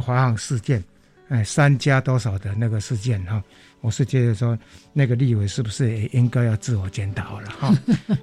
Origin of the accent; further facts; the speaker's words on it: Shuilin, Yunlin County, Taiwan; 云林县水林乡，哎，我的家乡